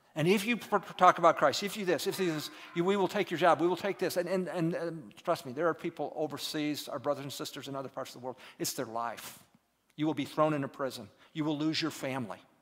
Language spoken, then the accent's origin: English; United States; moved away as an adult; also born or lived in Turkey; as an American over there